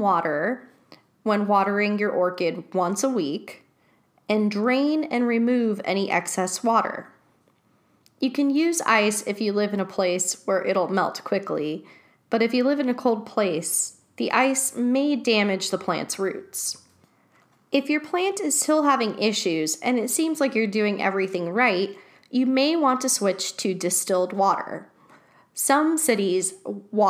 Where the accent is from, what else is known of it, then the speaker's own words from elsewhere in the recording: Los Angeles, California, United States; Growing up in Chatsworth, I remember going to Chatsworth Park with friends